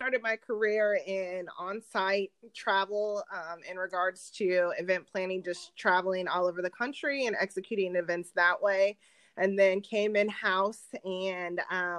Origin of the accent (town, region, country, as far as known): Indianapolis, Indiana, United States; born or raised there; moved away as an adult; also born or lived in Reno, Nevada; now in Chicago, United States